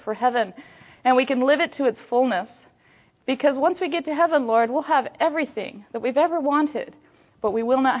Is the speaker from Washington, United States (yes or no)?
yes; Washington, United States; I come from Washington State, so I come from that northeast corner of here.